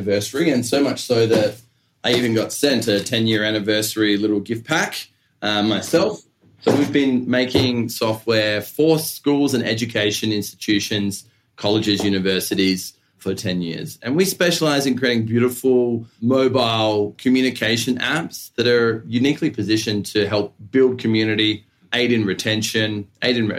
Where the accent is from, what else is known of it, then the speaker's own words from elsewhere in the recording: Australia; moved away; I'm originally from Australia